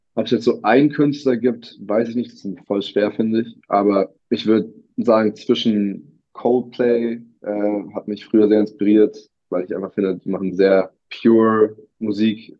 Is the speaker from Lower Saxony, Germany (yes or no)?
no; Berlin, Germany; Berlin meine Heimatstadt ist